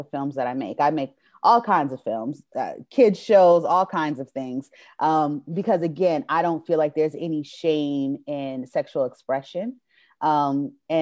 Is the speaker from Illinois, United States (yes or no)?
no; New Jersey, United States; moved away as an adult; now in Atlanta, United States; I grew up in New Jersey, so the culture was theater